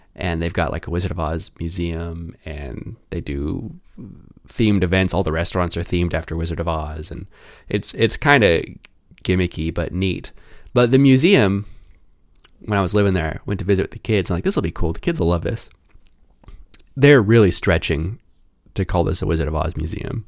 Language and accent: English; Kansas City, Kansas, United States; I'm from Kansas City, Kansas